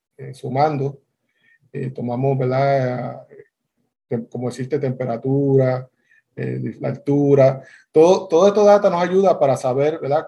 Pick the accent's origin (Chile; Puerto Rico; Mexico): Puerto Rico; Bayamón; yo soy de Bayamón, Bayamón, Puerto Rico